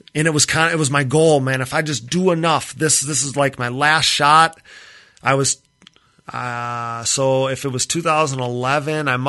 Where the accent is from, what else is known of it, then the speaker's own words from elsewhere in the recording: Wisconsin, United States; I'm from Wisconsin here